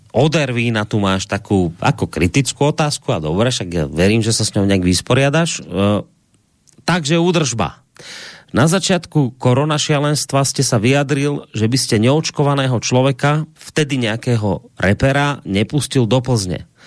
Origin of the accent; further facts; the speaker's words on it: Slovakia; ja som proste Slovák, ja som na Slovensku doma, ja tu mám predkov